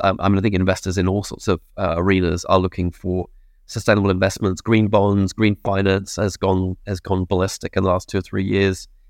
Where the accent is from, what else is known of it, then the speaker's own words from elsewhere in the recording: England, United Kingdom; moved away as an adult; now in New Zealand; I'm an expatriate, I'm English